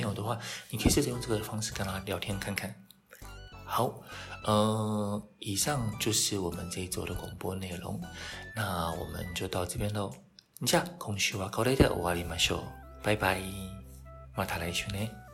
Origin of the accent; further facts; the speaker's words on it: Taiwan; 我们台湾人